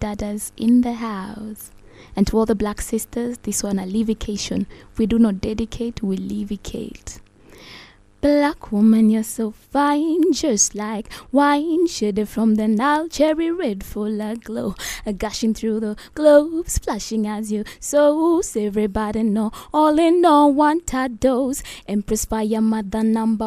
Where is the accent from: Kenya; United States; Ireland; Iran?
Kenya; Nairobi; first language Luo; English is a second language; where I grew up in Shorimoyo, block 134.